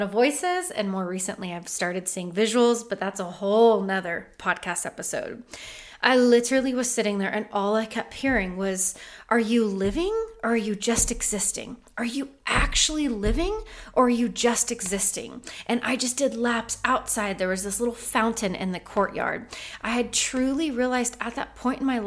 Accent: Oceanside, California, United States; also born or lived in Missouri; My mother moved us out to California. I was raised by the beach my entire life, truly so blessed to be able to do so, in a little town called Oceanside.

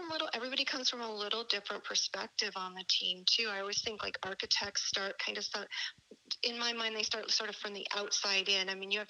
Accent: Chicago, Illinois, United States; first language German; English is a second language; I was born in Chicago to immigrant German parents and lived there for a little bit with all my German relatives. In fact, my first language was German. I've forgotten it since.

